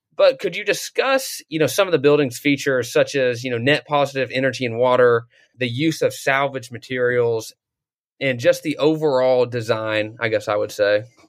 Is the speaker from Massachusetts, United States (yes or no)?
no; North Georgia, United States; I grew up in North Georgia